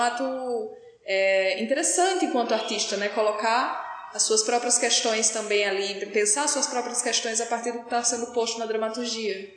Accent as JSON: {"language": "Portuguese", "town": "Natal", "region": "Rio Grande do Norte", "country": "Brazil", "said": "como eu também sou de Natal, né, eu e o Diogo estamos, moramos lá"}